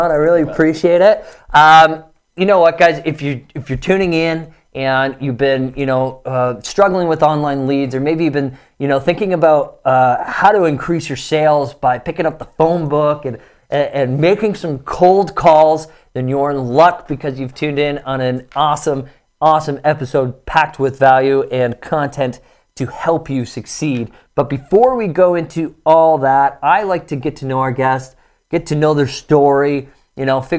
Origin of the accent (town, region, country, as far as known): Toronto, Ontario, Canada; born or raised there